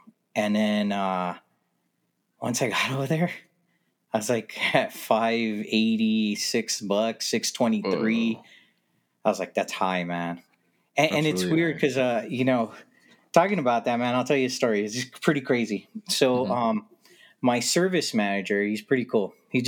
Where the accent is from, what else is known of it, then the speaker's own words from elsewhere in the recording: California, United States; You know, I came from California. I don't think I have a 100% California mentality.